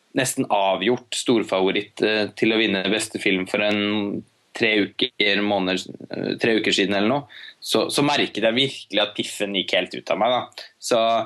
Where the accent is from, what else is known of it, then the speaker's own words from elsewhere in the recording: Norway; her hjemme i Norge